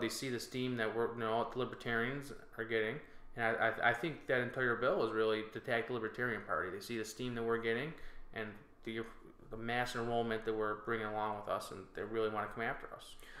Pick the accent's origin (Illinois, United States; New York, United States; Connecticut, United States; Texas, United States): New York, United States; North Tonawanda; I grew up here, and I had a, I had a great time growing up in North Tonawanda